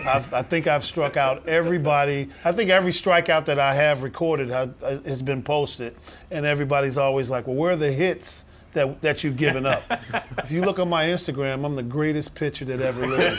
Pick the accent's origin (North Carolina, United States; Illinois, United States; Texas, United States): Illinois, United States; Chicago; growing up in Chicago